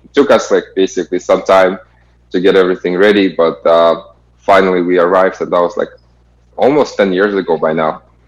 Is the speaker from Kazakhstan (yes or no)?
yes; Kazakhstan; moved away as an adult; originally I'm from Kazakhstan